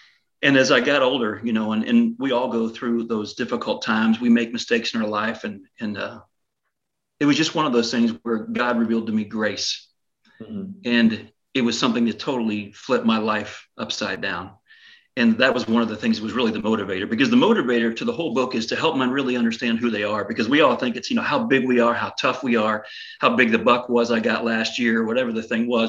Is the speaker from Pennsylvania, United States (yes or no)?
yes; Pennsylvania, United States; born or raised there